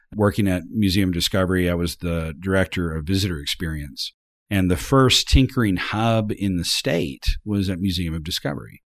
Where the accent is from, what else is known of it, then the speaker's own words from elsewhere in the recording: Arkansas, United States; I was from Arkansas